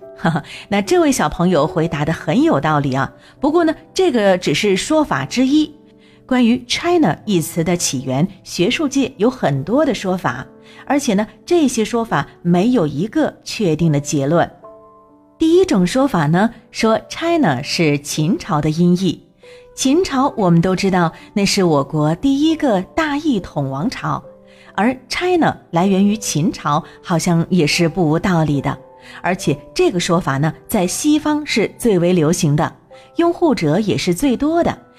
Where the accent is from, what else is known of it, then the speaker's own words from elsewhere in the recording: China; 我们作为中国人自然是自豪无比的